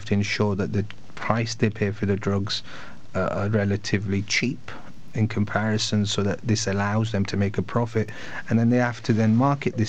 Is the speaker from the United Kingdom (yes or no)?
yes; Bradford, Yorkshire and the Humber, United Kingdom; I come from Bradford, originally from Bradford